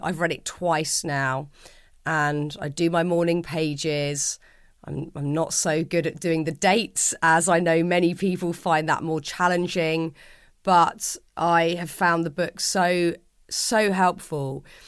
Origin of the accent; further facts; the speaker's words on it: London, United Kingdom; accent: London; my gabbling London accent